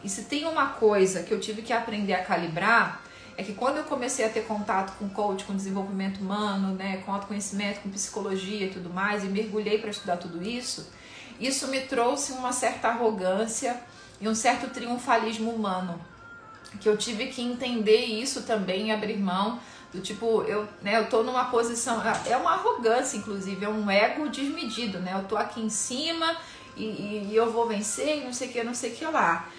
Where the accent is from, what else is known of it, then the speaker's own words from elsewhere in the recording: Rio de Janeiro, Brazil; eu sou carioca